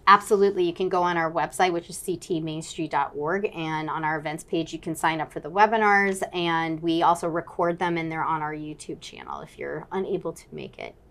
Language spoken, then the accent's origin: English; Fairfield, Connecticut, United States; I grew up in Connecticut